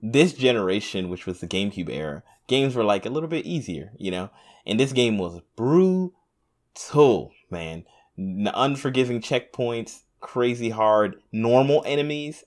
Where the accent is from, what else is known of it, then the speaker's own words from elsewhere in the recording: United States; I'm a Black American